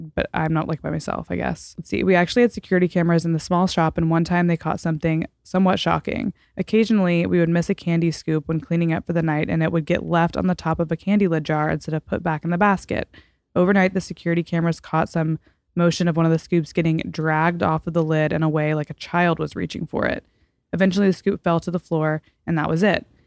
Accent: Fort Worth, Texas, United States; moved away as an adult; also born or lived in Washington, D.C.; now in Los Angeles, United States; I'm from Fort Worth mostly

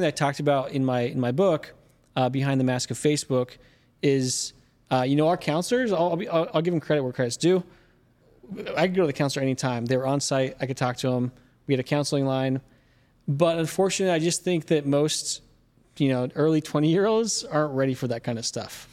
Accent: Mesa, Arizona, United States; I grew up in Mesa, Arizona

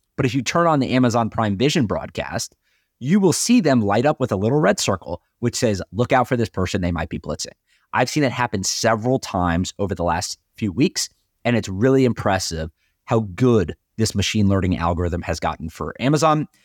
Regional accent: North Carolina, United States; I grew up in North Carolina, my dad is from New Jersey

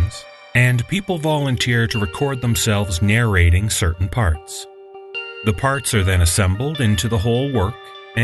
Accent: Canada; I'm a guy from Canada

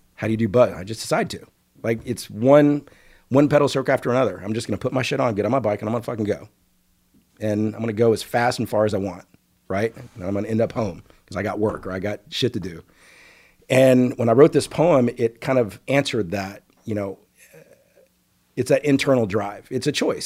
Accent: Dallas, Texas, United States; born or raised there; also born or lived in Okmulgee, Oklahoma

